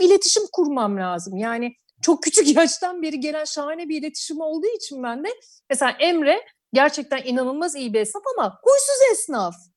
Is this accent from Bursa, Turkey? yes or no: no; Urla, İzmir, Turkey; moved away as an adult; now in Istanbul, Turkey; ben doğma büyüme oralıyım